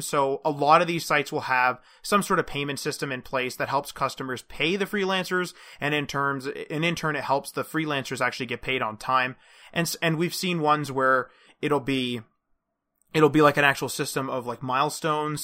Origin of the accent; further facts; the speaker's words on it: Canada; as we're Canadian